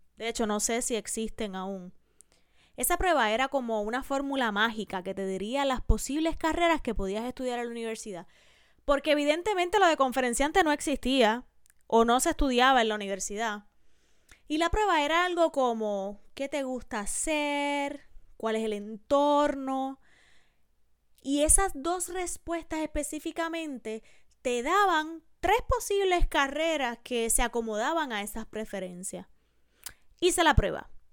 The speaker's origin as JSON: {"language": "Spanish", "country": "Puerto Rico", "said": "En mi país, en Puerto Rico, donde se graba este podcast"}